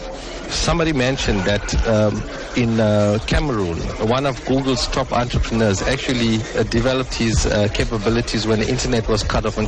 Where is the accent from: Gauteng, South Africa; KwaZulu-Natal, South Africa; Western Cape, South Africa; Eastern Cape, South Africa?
KwaZulu-Natal, South Africa; Durban; because we are South Africans at heart, and of course it's in my hometown as well. We want to see what the legacy of WEF Africa is here in Durban.